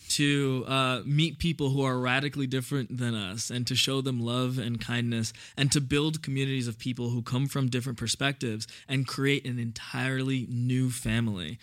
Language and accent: English; New York City, New York, United States; also born or lived in Indiana; I grew up in Brooklyn